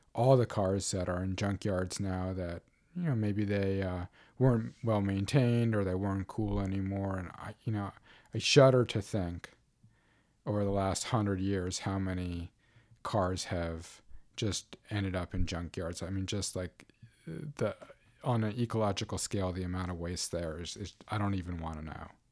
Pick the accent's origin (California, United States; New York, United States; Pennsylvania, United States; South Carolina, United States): New York, United States; New York City; moved away; I grew up in New York City